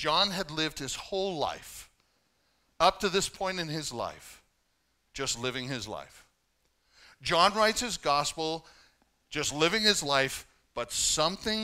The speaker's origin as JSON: {"language": "English", "country": "Canada", "tie": "born or raised there", "said": "growing up as a Canadian"}